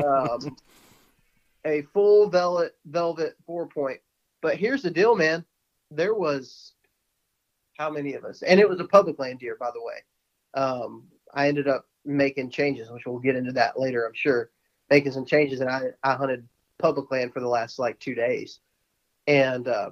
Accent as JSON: {"language": "English", "region": "Texas", "country": "United States", "tie": "born or raised there", "moved": "yes", "said": "what I grew up doing in Texas"}